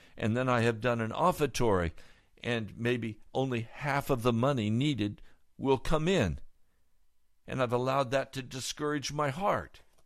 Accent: United States; I'm an American

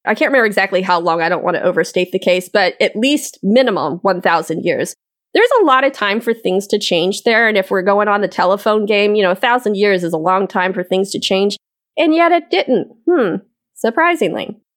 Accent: Scotland, United Kingdom; And as a Scottish person, I'm offended.

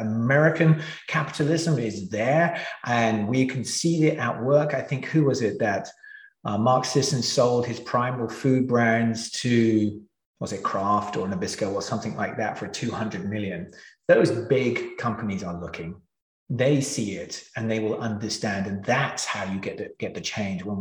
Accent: England, United Kingdom; I grew up in England.

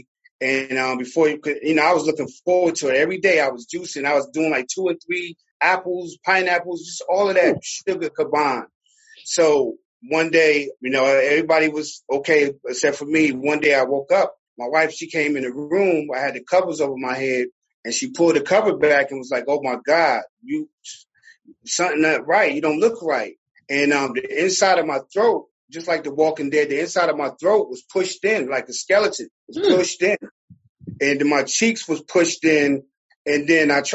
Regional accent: Newark, New Jersey, United States; moved away as an adult; now in Glennville, United States; I'm originally from Newark, New Jersey. I'm a city boy

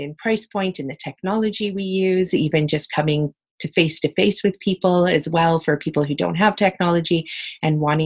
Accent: West Coast of BC, British Columbia, Canada; growing up on the West Coast of BC

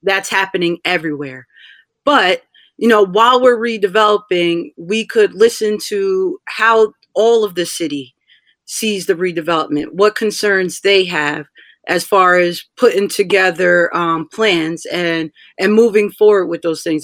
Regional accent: Rahway, New Jersey, United States; also born or lived in Tallahassee, Florida; I am from Rahway

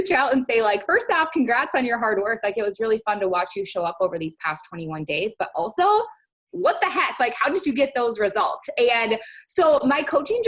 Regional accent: St. Paul, Minnesota, United States; moved away as an adult; now in Northern California, United States; I was actually born and raised in St. Paul, Minnesota, and 2 years ago moved out to Northern California

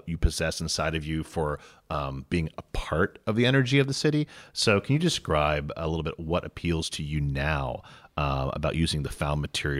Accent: Cincinnati, Ohio, United States; Because I'm from Ohio. I'm from Cincinnati.

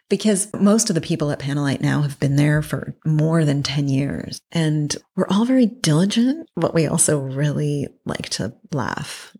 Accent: Toronto, Ontario, Canada; moved away as an adult; also born or lived in Berkeley / New York / Paris; I grew up in Toronto

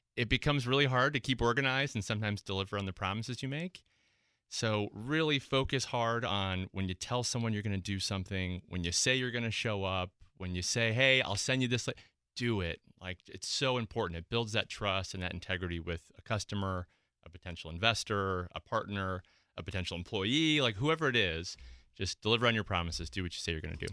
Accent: Midwest, United States; moved away; I'm originally from the Midwest

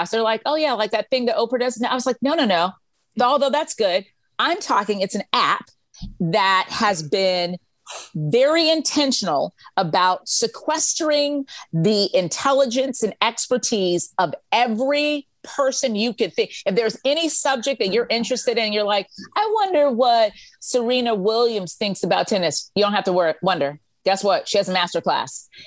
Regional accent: Freeport, Grand Bahama, Bahamas; I'm from Freeport, Bahamas. We're here for three more days.

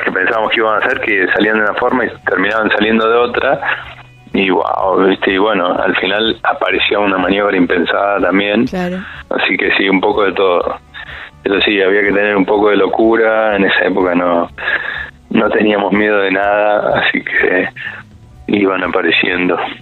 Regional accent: Buenos Aires, Argentina; yo soy de Buenos Aires

